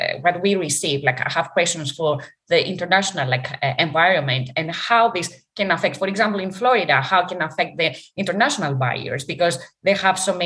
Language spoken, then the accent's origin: English; Greece; moved away; I'm from Greece and I go there